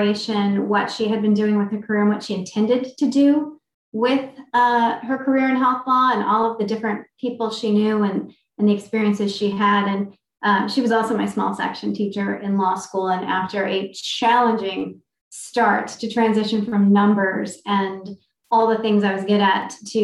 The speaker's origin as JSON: {"language": "English", "region": "Maryland", "country": "United States", "said": "I'm from Maryland"}